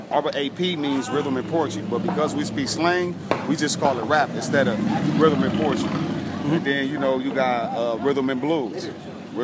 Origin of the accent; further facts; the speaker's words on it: Los Angeles, California, United States; Born and raised in Watts, South Central